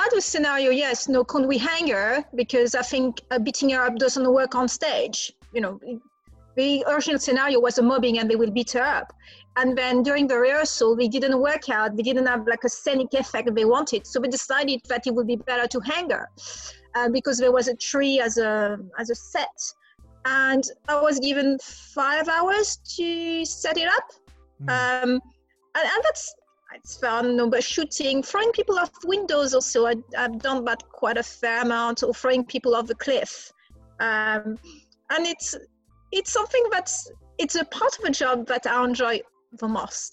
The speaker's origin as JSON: {"language": "English", "country": "France", "also_born_or_lived": "London, United Kingdom", "accent": "French", "moved": "as an adult", "lives_now": "United Kingdom", "said": "You will guess by my accent, I'm French. I'm also British, but I'm mainly French. I've been in UK for over 20 years"}